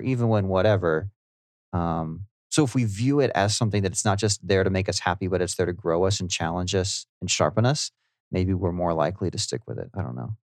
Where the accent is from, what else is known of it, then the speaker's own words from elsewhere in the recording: United States; I'm an American